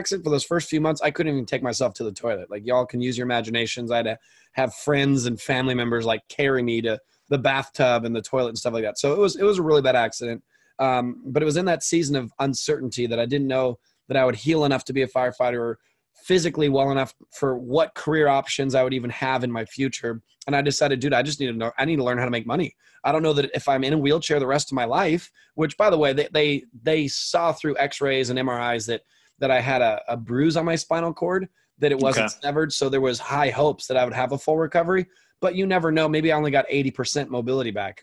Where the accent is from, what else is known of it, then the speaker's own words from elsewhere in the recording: Orange County, Southern California, United States; I grew up in Southern California in Orange County, which is where I live currently